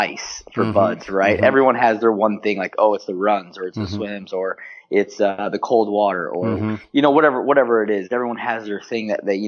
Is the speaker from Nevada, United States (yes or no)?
no; St. Charles, Missouri, United States; moved away; I grew up in like the St. Louis area, a little bit outside of St. Louis, St. Charles, Missouri.